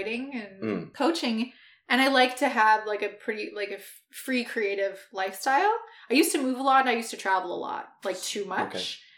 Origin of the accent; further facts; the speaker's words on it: Ottawa, Ontario, Canada; moved away as an adult; also born or lived in Vancouver Island; now in Vancouver, Canada; I'm from Ottawa